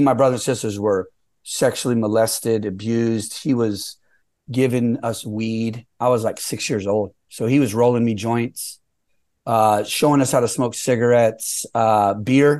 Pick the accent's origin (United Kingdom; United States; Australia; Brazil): United States; San Jose, California; also born or lived in South San Francisco; I was raised mostly in San Jose. I started living in San Jose in uh, the second grade. So I'm really like from San Jose